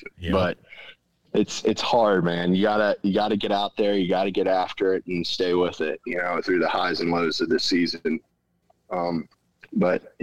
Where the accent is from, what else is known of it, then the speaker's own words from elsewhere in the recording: Central Pennsylvania, United States; I'm from Central Pennsylvania